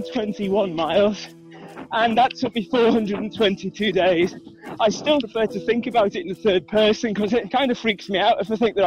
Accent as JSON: {"language": "English", "town": "Liverpool", "region": "North West England", "country": "United Kingdom", "said": "I'm a veterinarian from Liverpool, England."}